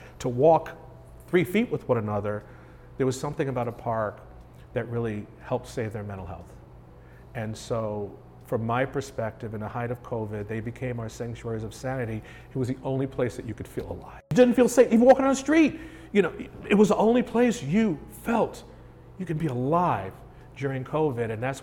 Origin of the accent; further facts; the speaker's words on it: New York, United States; moved away; I grew up in New York.